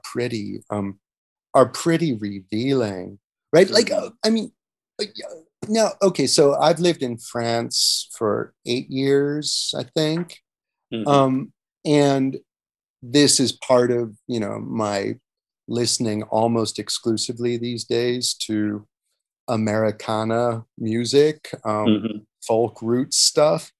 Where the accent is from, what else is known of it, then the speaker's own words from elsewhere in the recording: United States; moved away as an adult; also born or lived in Europe; assessing my home country differently in a way that I don't think I would have got to do if I'd spent my entire life in the United States